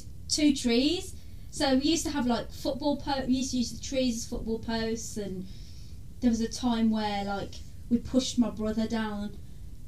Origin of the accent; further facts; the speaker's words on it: Birmingham, West Midlands, United Kingdom; also born or lived in Handsworth; I grew up in Erdington most of my life.